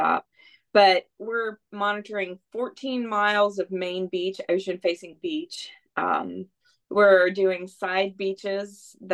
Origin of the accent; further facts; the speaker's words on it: Bluffton, South Carolina, United States; I was raised here on the May River in Bluffton, South Carolina, which is just over the bridge from Hilton Head Island